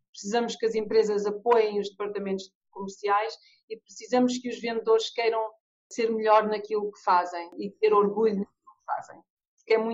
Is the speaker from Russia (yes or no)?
no; England, United Kingdom; now in Portugal; eu quando digo, olha, eu venho da Inglaterra, eu ouço muitas pessoas dizerem, ah, os ingleses, os ingleses são muito frios